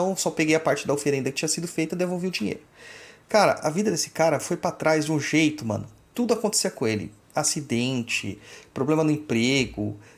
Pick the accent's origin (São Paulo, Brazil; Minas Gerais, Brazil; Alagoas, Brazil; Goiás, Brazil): Goiás, Brazil; É, é, cidade não, estado. Eu sou de Goiás.